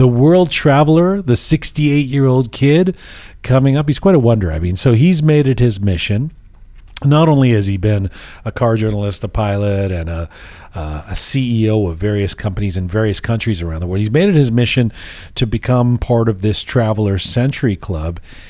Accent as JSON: {"language": "English", "region": "England", "country": "United Kingdom", "tie": "born or raised there", "moved": "yes", "lives_now": "Toronto, Canada", "said": "the country of my birth, England. Now, when I was a little kid, growing up in England"}